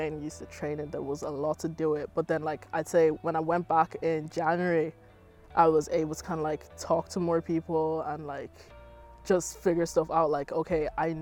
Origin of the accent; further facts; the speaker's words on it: Ireland; accent: Irish; moved away; my Irish accent came out more